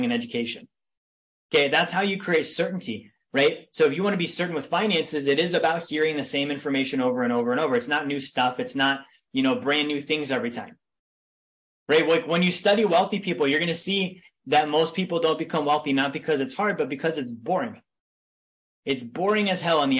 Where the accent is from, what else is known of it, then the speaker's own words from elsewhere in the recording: Big Lake, Alaska, United States; I grew up in a town in Alaska called Big Lake.